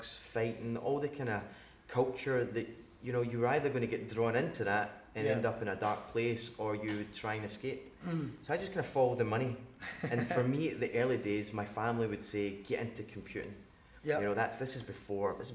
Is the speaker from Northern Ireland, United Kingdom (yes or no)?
no; Glasgow, Scotland, United Kingdom; growing up in Glasgow